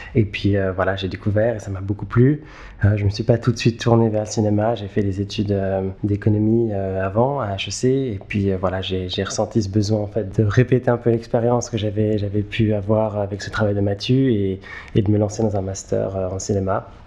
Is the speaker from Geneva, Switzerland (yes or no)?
yes; Geneva, Switzerland; moved away as an adult; now in New York, United States; je suis euh, né et j'ai grandi à Genève. j'habite aujourd'hui à New York où je fais du cinéma.